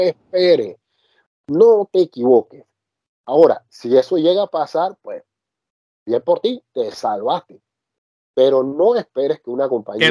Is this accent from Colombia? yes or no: no; Panama; now in France; yo como panameño me siento orgulloso de haber nacido en la misma tierra de él